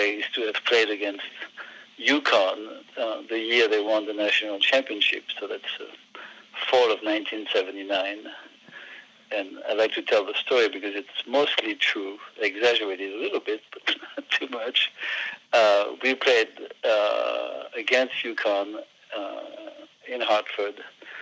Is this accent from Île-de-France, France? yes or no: no; northern Burgundy, near Auxerre, Bourgogne-Franche-Comté, France; accent: French; English is a second language; moved away as an adult; now in United States; our hometown is in the northern part of Burgundy, near the town of Auxerre